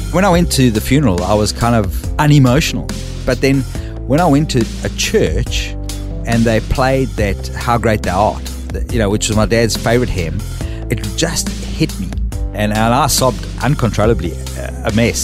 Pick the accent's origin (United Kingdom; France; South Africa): South Africa; Port Elizabeth, Eastern Cape; now in Australia; I was born in a town called Port Elizabeth